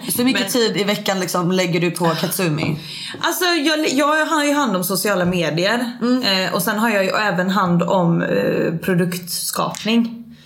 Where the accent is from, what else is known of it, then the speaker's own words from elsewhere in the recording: Småland, Sweden; moved away as an adult; jag kommer från Småland egentligen, så jag flyttade med mitt ex upp hit